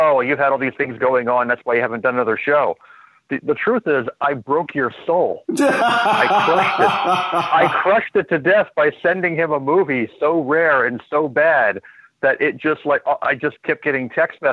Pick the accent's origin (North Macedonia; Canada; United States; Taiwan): United States; I am an American